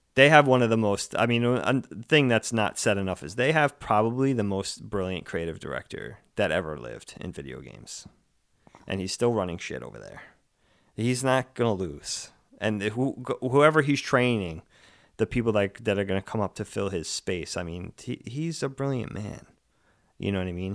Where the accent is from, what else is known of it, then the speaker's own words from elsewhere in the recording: Long Island, New York, United States; I grew up, we grew up on Long Island